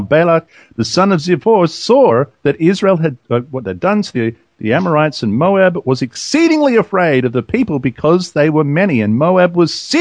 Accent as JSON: {"language": "English", "town": "Sydney", "region": "New South Wales", "country": "Australia", "tie": "born or raised there", "said": "my hometown, Sydney."}